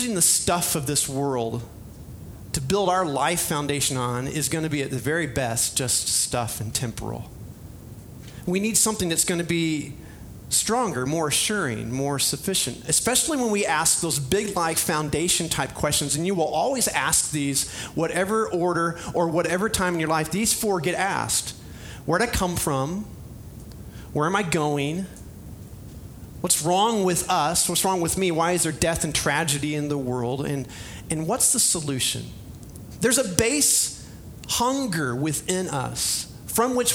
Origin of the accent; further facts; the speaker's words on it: Springfield, Illinois, United States; I grew up in Springfield, Illinois